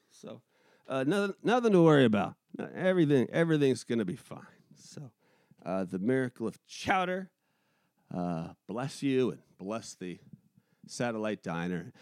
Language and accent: English; Pacific Northwest, United States; moved away; also born or lived in New England; I'm from the Pacific Northwest